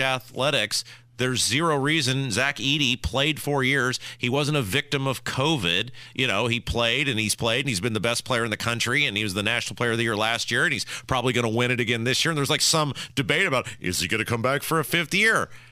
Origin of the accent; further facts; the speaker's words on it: Midwest, United States; I'm from the Midwest